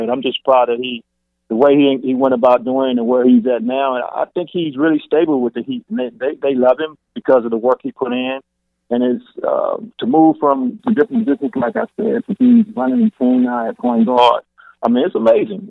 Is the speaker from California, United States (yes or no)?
no; Houston, Texas, United States; I'm from Fairway, Yates Brown